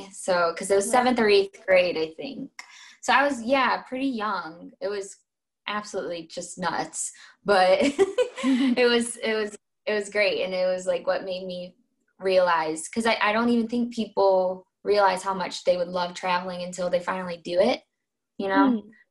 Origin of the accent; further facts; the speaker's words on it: Cleveland, Ohio, United States; moved away as an adult; also born or lived in Manchester / Spain; I'm from Cleveland, Ohio. Go Cavs. And I was in Manchester studying for my master's degree in human rights law.